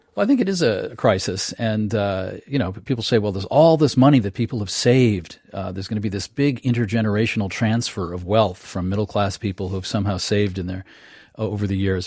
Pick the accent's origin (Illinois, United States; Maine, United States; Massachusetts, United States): Maine, United States; I'm from Maine